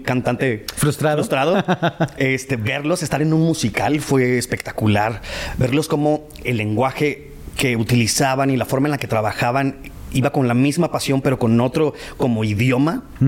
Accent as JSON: {"language": "Spanish", "region": "northern Mexico", "country": "Mexico", "accent": "norteño", "said": "mi acento"}